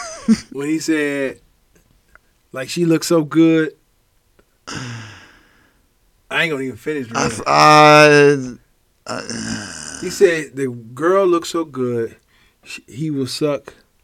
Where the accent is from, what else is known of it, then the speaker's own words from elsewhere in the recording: Cleveland, Ohio, United States; I'm from Cleveland.